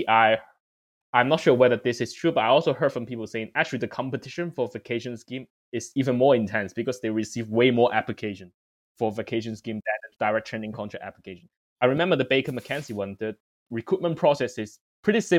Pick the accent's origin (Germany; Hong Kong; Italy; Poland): Hong Kong; moved away as an adult; now in London, United Kingdom; I'm from Hong Kong